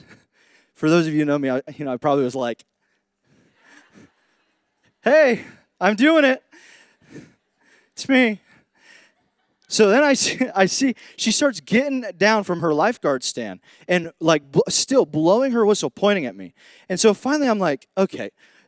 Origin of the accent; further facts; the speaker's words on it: Indiana, United States; moved away; when I came down here from Indiana, from the Midwest, I kind of noticed that there's this thing called the redneck spectrum.